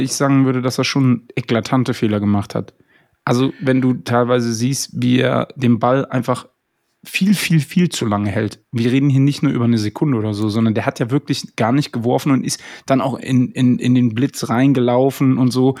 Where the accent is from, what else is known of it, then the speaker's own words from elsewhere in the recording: Koblenz, Rhineland-Palatinate, Germany; ich komme ja aus Koblenz